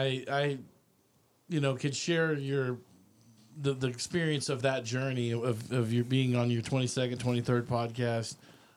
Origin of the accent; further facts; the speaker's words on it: Austin, Texas, United States; but I was basically raised in Austin, but I moved up here in the last, you know, 4 or 5 years to Round Rock.